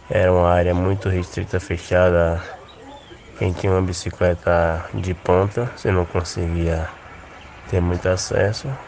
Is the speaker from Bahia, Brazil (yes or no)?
yes; Feira de Santana, Bahia, Brazil; Eu sou natural de Feira de Santana e eu morava ali em Feira, num bairro chamado Parque P.